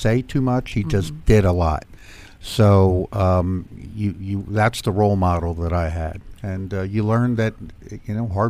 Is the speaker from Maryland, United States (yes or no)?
yes; Anne Arundel County, Maryland, United States; Anne Arundel County, Maryland.